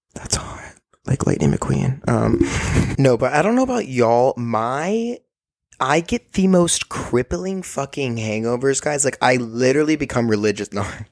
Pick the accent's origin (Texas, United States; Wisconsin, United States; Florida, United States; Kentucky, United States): Texas, United States; Austin; moved away as an adult; also born or lived in Orange, California; Austin is a place that's gonna be there for me and will always be there for me, and I have family and dogs and my grandparents are here, and it's just an awesome place, and I love my hometown